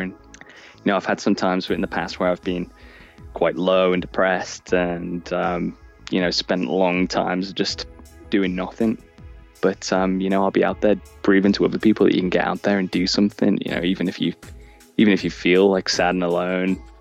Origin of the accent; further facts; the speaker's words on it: Liverpool, North West England, United Kingdom; now in Canterbury, United Kingdom; I'm originally from Liverpool and now I live in Canterbury in the UK.